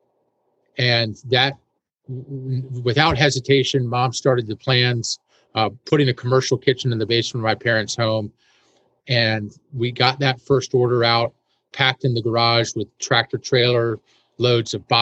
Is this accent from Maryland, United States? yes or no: yes; Annapolis, Maryland, United States; also born or lived in Washington, D.C.; I was born in Washington, D.C., and grew up in Annapolis, Maryland